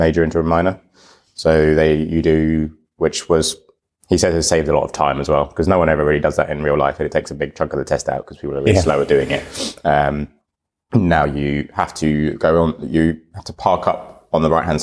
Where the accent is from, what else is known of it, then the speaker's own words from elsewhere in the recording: United Kingdom; I'm like British and haven't been to Estonia